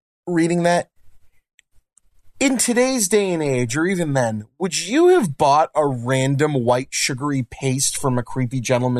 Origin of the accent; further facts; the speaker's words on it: Lynn, Massachusetts, United States; we happen to be from Lynn, Massachusetts